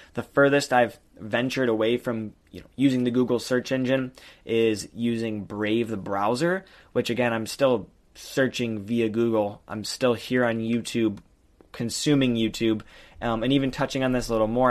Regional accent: Michigan, United States; I'm from Michigan

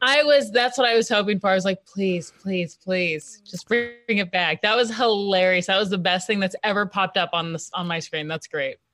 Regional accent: Kansas City, Kansas, United States; also born or lived in Washington, D.C.; I'm from Kansas City, I'm come, from a working class family

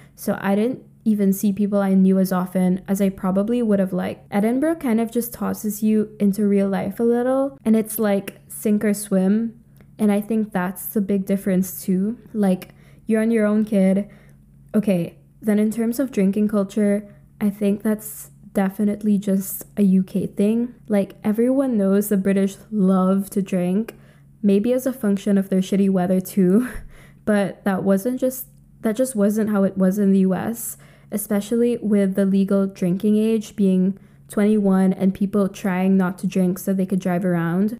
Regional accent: Philippines; moved away as an adult; also born or lived in United Kingdom; I grew up in the Philippines, a U S colony

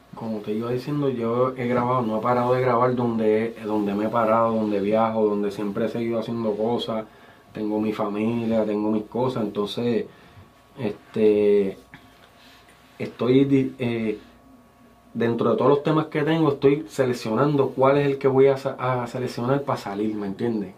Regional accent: Guánica, Puerto Rico; also born or lived in Yauco / San Germán / San Juan; yo nací en Yauco y me crié en Guánica

